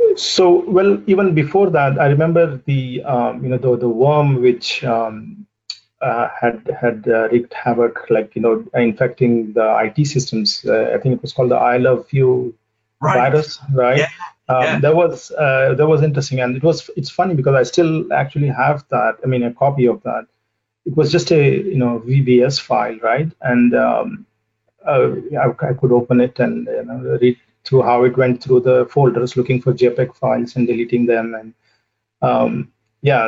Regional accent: southern India, India; moved away as an adult; also born or lived in United States; now in Boston, United States; I uh, grew up in a in a small city in in southern India, and I did my uh, you know initial schooling and high school over there

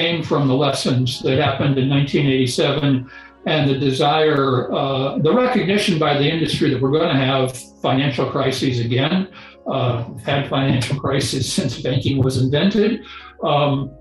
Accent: Kansas, United States; I grew up in Kansas, so I knew what wheat and corn were, maybe even live cattle

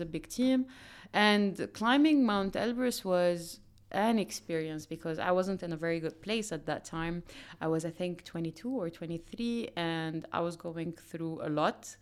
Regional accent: Dubai, United Arab Emirates; I grew up in Dubai

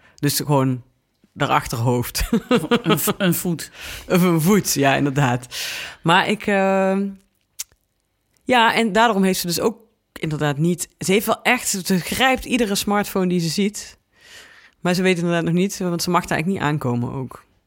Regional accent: Venlo, Limburg, Netherlands; moved away; Ik kwam uit Venlo

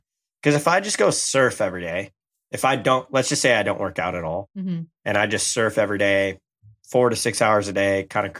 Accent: Carlsbad, California, United States; Because I'm from Carlsbad.

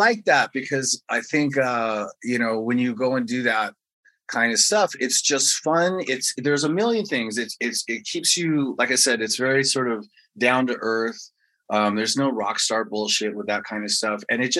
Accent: England, United Kingdom; born there; the fact that I was born in England and all that.

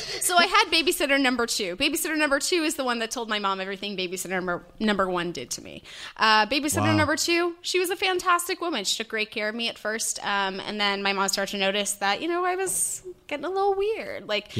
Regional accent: Antigonish, Nova Scotia, Canada

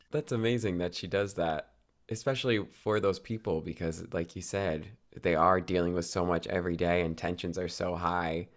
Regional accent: New Jersey, United States; also born or lived in New York City; I grew up in New Jersey

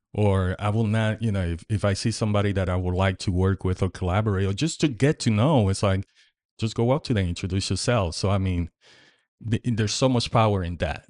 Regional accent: Puerto Rico; now in Indiana, United States; I grew up in Puerto Rico

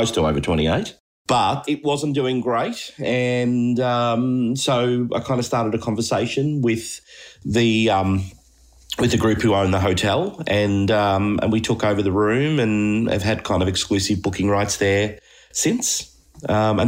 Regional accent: Melbourne, Victoria, Australia; I grew up in Thornbury as a kid

